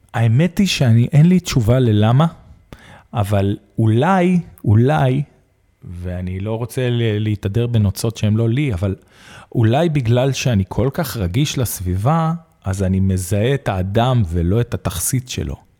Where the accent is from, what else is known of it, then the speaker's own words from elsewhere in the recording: Arad, Southern District, Israel; גדלתי בערד, שזה עיר מהממת.